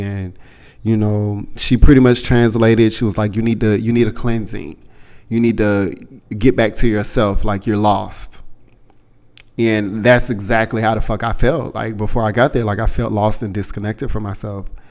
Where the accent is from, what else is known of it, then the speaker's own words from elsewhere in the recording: United States; I told her I was from the States